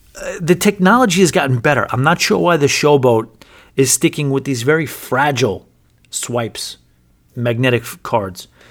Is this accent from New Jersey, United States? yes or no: no; New York, United States; now in Atlantic City, United States; I'm from New York